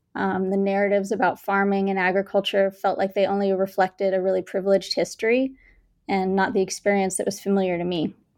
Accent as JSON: {"language": "English", "town": "Bangalore", "region": "Karnataka", "country": "India", "tie": "born or raised there", "lives_now": "United States", "said": "I was born and raised in India, in Bangalore, India. And when I moved to the States"}